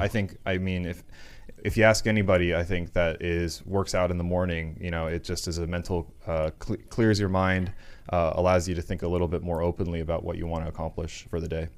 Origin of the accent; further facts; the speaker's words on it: Florida, United States; growing up in Florida, it was not a big city.